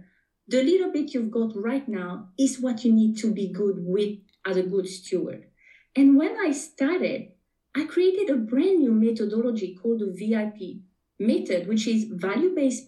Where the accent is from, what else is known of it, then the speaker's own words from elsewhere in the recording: French Polynesia; first language French; English is a second language; moved away as an adult; now in New Zealand; you may be able to pick up a little bit of an accent. I am from Tahiti, born and raised. So my first language is French. And now I'm talking to you from New Zealand.